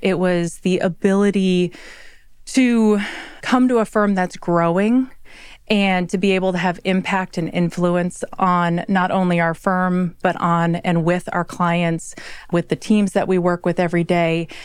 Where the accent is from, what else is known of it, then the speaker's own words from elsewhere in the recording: Midwest, United States; I am a Midwesterner, if you will. And so I grew up with one side of my family being up at four in the morning